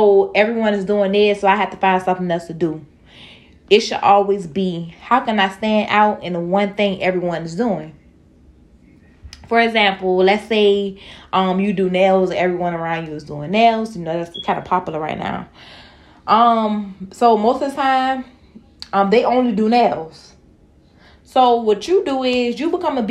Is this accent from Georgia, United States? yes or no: yes; Savannah, Georgia, United States; I'm from Savannah, and my freshman year of school, we was required to wear uniforms